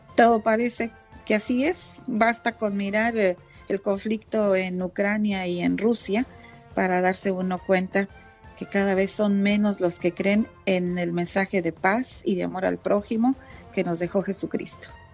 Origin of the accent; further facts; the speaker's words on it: Santa Catarina, Nuevo León, Mexico; now in Dallas, United States; mi pueblito, Santa Catarina, Nuevo León